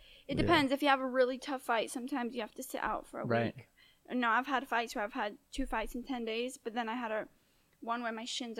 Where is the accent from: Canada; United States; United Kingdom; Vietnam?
United Kingdom; I'm kind of legal because I'm British.